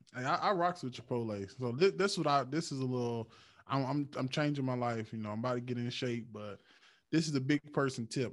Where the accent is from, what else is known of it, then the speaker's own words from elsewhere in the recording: Eastern North Carolina, United States; I'm from Eastern North Carolina.